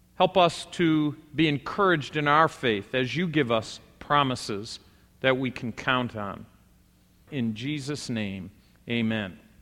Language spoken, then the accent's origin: English; United States; we as American Christians